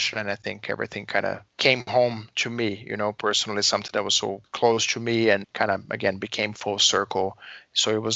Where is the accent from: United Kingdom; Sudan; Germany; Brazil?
Brazil; moved away as an adult; now in Chicago, United States; I was born and raised in Brazil, and I've been now living in Chicago in the U.S. for almost 16 years.